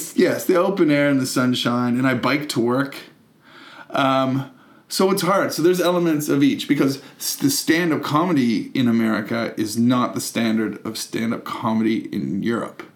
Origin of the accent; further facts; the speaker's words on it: Canada; moved away; also born or lived in United Kingdom; a Canadian who lived in Britain as well